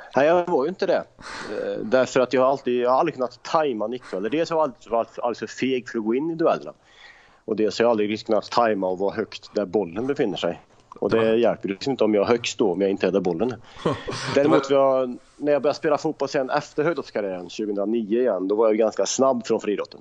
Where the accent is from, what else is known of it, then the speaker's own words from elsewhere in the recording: Värmland, Sweden; Farsan spelade fotboll i Östra Deje i division 4, division 5, division 6 hemma i Värmland